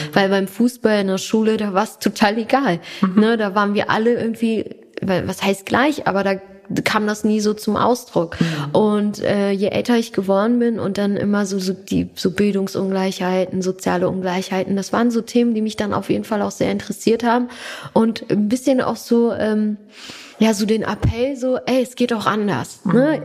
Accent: Hanover, Lower Saxony, Germany; first language German; ich bin gebürtige Hannoveranerin

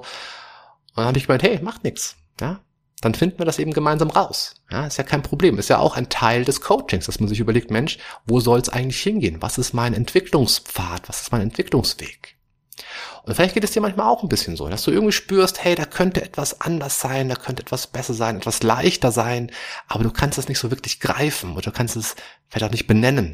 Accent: Germany; bei uns in Deutschland

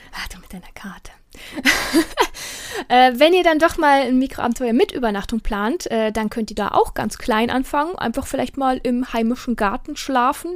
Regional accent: Mecklenburg-Vorpommern, Germany; bei uns in Mecklenburg-Vorpommern

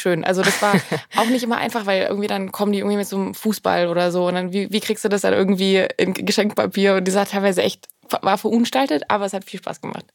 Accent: Swabia, Germany; moved away as an adult; now in Berlin, Germany; Ich bin ja Schwabe.

